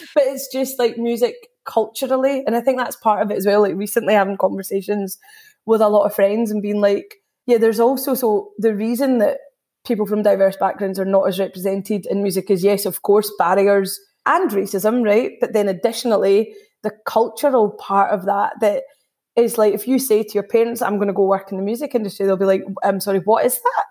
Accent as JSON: {"language": "English", "region": "Scotland", "country": "United Kingdom", "said": "being third generation Indian in Scotland."}